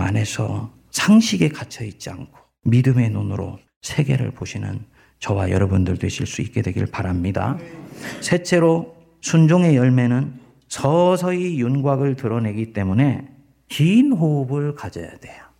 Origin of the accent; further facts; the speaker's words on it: South Korea; moved away as an adult; 내가 태어나서 내가 살았던 고국산천이